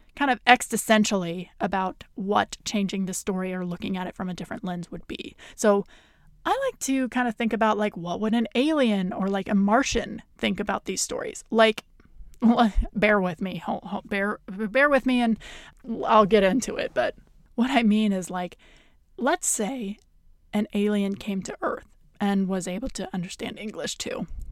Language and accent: English; the middle of the United States, Midwest, United States; I am from the United States and I am from the middle of the United States in very conservative red countries